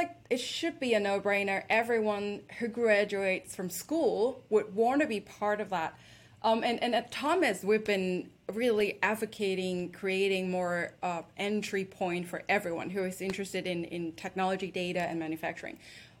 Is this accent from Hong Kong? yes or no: yes; Hong Kong; moved away as an adult; also born or lived in London; I was originally born and raised in Hong Kong and spent my adult life in London